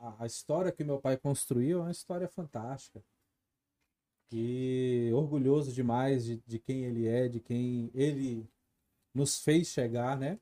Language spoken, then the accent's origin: Portuguese; Brasília, Federal District, Brazil; sou nascido e criado aqui em Brasília, sou nascido e criado no Recanto, Recanto das Emas.